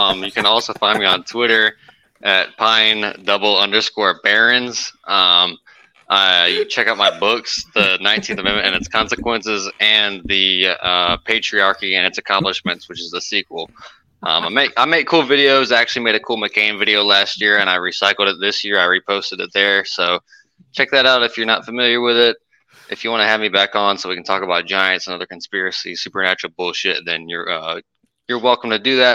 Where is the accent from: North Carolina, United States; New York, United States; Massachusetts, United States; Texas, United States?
North Carolina, United States; I'm from North Carolina